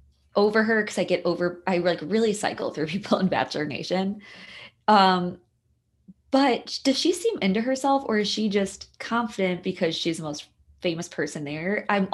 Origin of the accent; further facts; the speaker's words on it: Chicago, Illinois, United States; Side of Chicago, actually. And I was trying to figure out today where she went to high school, because I'm from the South Side.